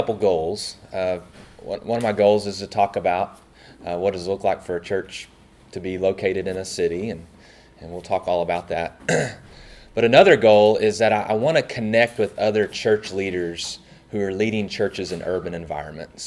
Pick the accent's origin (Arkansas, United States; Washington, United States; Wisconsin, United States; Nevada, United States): Arkansas, United States; Searcy; moved away as an adult; I grew up in Searcy, Arkansas